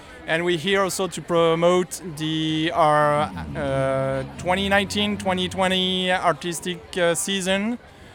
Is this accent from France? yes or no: yes; France; moved away as an adult; now in Kingston, Canada; I come from France. I'm brand new to Canada, and we've spotted Kingston as a nice place to live with my family